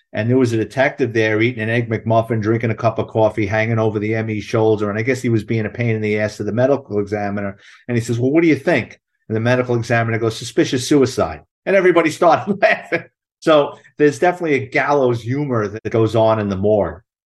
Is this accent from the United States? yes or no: yes; New York City, New York, United States; I'm a Bronx kid, born and raised in New York City